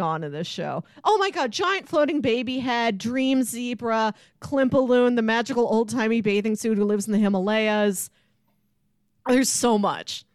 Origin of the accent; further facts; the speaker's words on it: St. Louis, Missouri, United States; We're from Saint Louis.